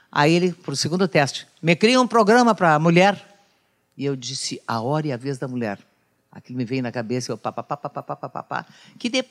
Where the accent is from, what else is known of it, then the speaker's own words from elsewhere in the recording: Bagé, Rio Grande do Sul, Brazil; eu comecei em Bagé, na minha terra